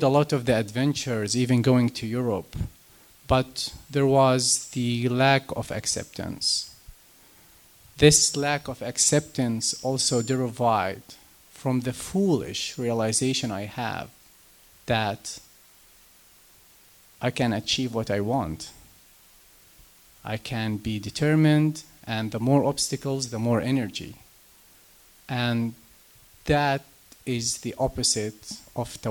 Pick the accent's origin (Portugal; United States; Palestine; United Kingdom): Palestine; Jerusalem; moved away; I am from Jerusalem, Palestine.